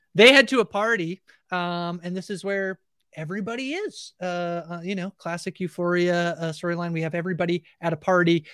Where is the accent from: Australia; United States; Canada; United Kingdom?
Canada; I'm Canadian